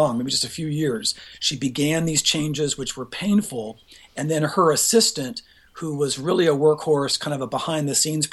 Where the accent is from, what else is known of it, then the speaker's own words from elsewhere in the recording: Pomona, California, United States; moved away as an adult; now in Washington, D.C., United States; I was born in Pomona.